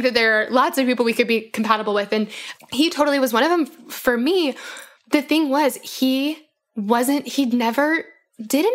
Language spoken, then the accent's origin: English; Denver, Colorado, United States; now in Bible Belt, United States; I grew up in Denver